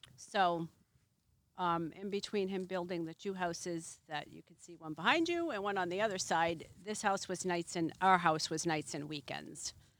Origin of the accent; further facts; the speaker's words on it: Massachusetts, United States; moved away as an adult; now in Boothbay, United States; I'm from Massachusetts